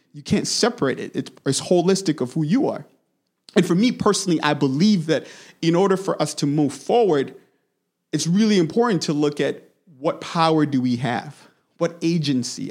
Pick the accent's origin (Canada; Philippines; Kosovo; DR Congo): DR Congo; moved away; I was born and raised in the Democratic Republic of Congo, heart of Africa